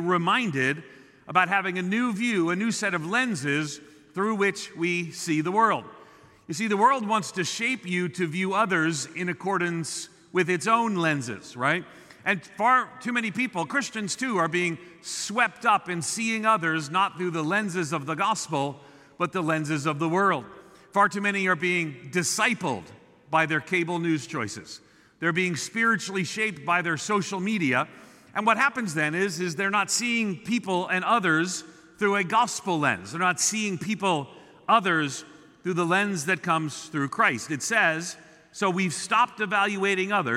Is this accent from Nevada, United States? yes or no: no; Long Island, New York, United States; moved away; I grew up on Long Island outside of New York City. I'm a New Yorker.